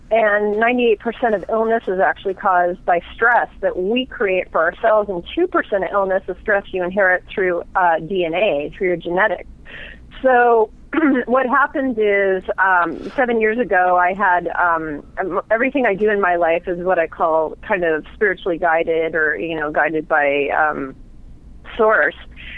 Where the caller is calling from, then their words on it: Seattle, Washington, United States; Seattle, Washington.